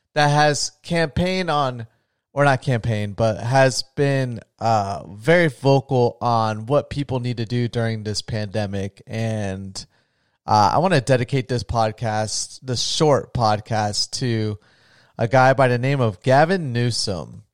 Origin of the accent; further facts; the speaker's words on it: Florida, United States; I'm from Florida